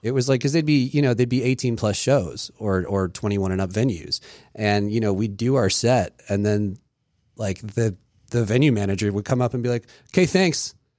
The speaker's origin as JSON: {"language": "English", "region": "Maryland", "country": "United States", "tie": "born or raised there", "also_born_or_lived": "England", "said": "we moved to Maryland. We came straight to Maryland, and, um, it was for my dad's job"}